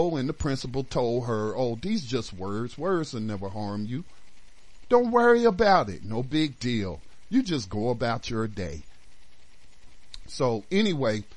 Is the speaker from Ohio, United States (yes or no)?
no; North Carolina, United States; also born or lived in Detroit, Michigan; starting in junior high when we moved back to North Carolina from Detroit